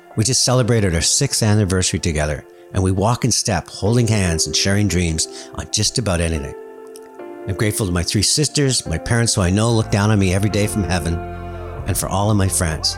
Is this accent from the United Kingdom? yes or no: no; Canada; being Canadian